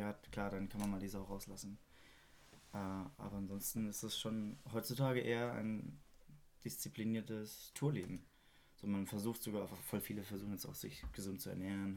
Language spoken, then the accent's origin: German; Freiburg, Baden-Württemberg, Germany; moved away; Nach Freiburg, wo ich herkomme